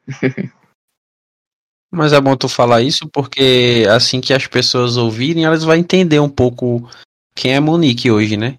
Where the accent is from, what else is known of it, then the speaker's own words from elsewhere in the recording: Northeast Region, Brazil; eu sou do Nordeste, aí eu falo K-pop.